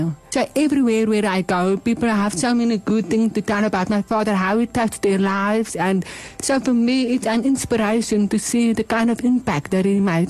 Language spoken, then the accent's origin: English; Bloemfontein, Free State, South Africa; moved away; also born or lived in Worcester, Western Cape / Johannesburg; So I was born in Bloemfontein. My parents went to school here and everything. I've got a lot of family in Bloemfontein, so I'm like a prize daughter, you know. But we moved away in 2013. We moved to Worcester in Cape